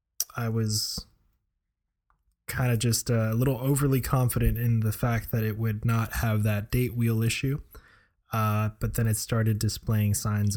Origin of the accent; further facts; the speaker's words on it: Florida, United States; we're all too familiar with that growing up in Florida